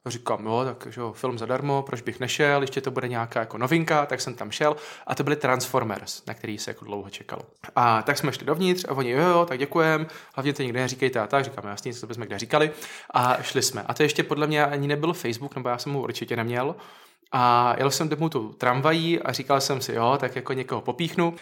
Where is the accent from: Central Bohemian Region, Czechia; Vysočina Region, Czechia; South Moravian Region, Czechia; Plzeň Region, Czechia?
South Moravian Region, Czechia; Hradiště?; also born or lived in Znojmo, Czech Republic; já jsem taky z Havradníku